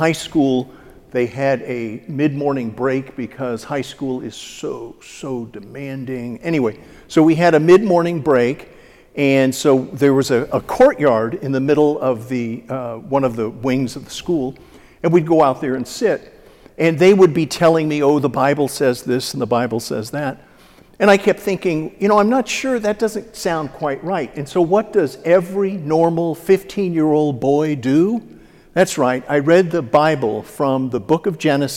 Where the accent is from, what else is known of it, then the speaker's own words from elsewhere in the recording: Dallas, Texas, United States; now in St. Louis, United States; I was born and raised in Dallas, the youngest of three sons